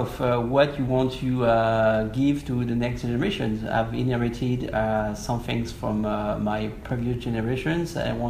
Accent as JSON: {"language": "English", "area": "Champagne", "region": "Grand Est", "country": "France", "tie": "born or raised there", "said": "I was born and raised in Champagne. So my father, grandfather, great-grandfather, they were involved in winemaking and vineyards management."}